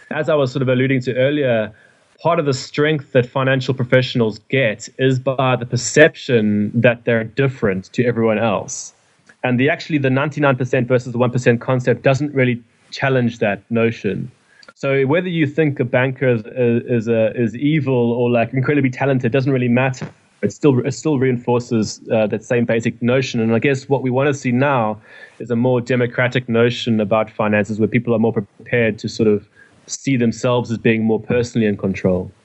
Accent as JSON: {"language": "English", "town": "Durban", "region": "KwaZulu-Natal", "country": "South Africa", "moved": "as an adult", "lives_now": "London, United Kingdom", "said": "I come from Durban, um, in South Africa"}